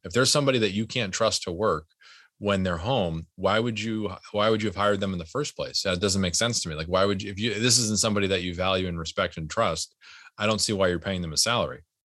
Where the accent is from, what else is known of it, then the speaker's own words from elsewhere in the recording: United States; my family's, uh, w, as most American families are, an immigrant family